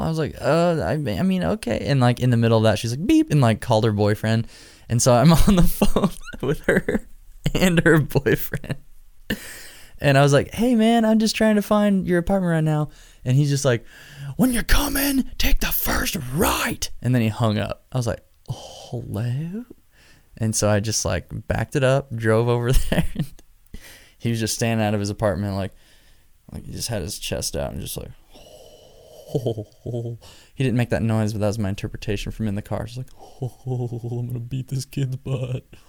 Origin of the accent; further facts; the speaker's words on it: Nebraska, United States; Omaha, Nebraska, my home state